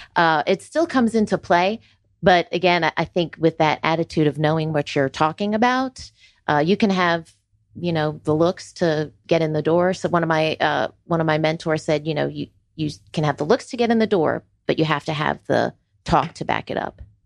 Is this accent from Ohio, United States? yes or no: no; Florida, United States; moved away as an adult; also born or lived in New York City; now in Georgia, United States; I was born in New York City and, uh, spent my middle school and high school years in Florida